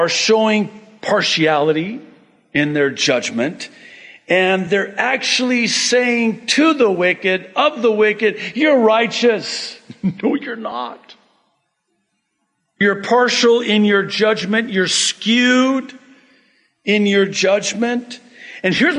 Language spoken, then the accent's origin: English; United States; I'm very American